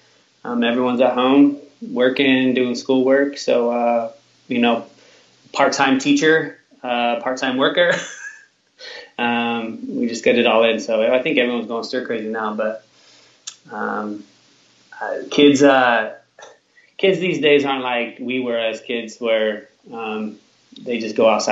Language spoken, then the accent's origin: English; Sacramento, California, United States; Born and raised in Sacramento